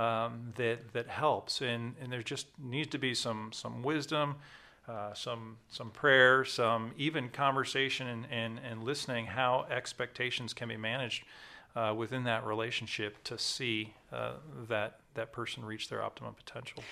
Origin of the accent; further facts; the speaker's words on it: Maryland, United States; I'm from Maryland